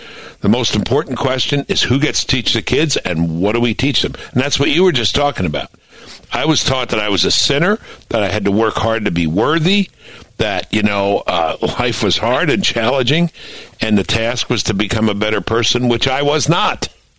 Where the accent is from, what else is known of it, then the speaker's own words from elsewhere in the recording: Brooklyn, New York, United States; I thought the world was mostly Jewish. I grew up in Flatbush, New York.